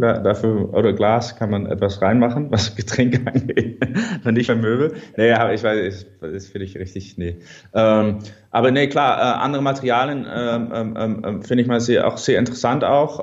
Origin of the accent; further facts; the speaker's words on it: Netherlands; German is a second language; ich bin ein Holländer